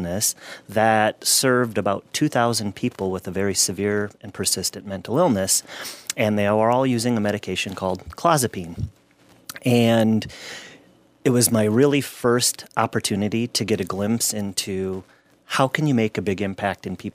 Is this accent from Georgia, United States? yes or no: no; Gaylord, Minnesota, United States; I grew up in Gaylord, Minnesota.